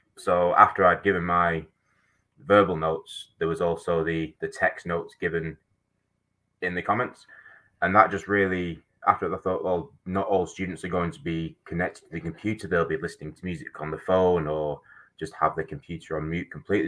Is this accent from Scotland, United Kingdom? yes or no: no; Manchester, North West England, United Kingdom; moved away as an adult; now in New Zealand; I'm actually from Manchester in England